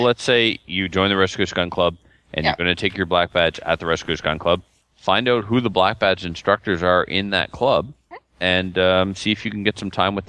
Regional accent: Nova Scotia, Canada; now in British Columbia, Canada; if my black badge was taught to me in Nova Scotia, and I'm from Nova Scotia, and I moved to BC, I'm allowed to shoot there.

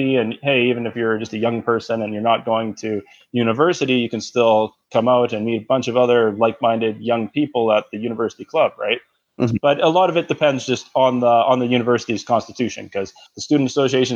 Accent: Calgary, Alberta, Canada; also born or lived in Ottawa; I grew up in Calgary, moved to Ottawa

